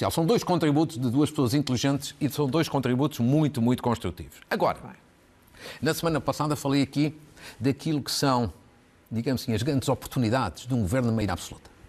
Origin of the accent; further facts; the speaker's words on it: Portugal; eu quero ter expectativas positivas como, como bom cidadão e como bom português